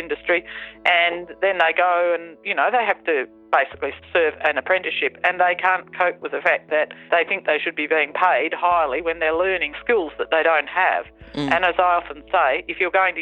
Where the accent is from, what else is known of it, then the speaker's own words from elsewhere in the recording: Victoria, Australia; also born or lived in England; I came from England when I was three, and I can remember horses in the racing stables before I actually came to Australia